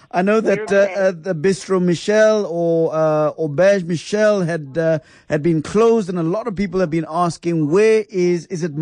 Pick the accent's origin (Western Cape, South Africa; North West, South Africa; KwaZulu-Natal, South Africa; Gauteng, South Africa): Gauteng, South Africa; Pretoria; I'm from Pretoria, and, and you know yeah. we live on that stuff.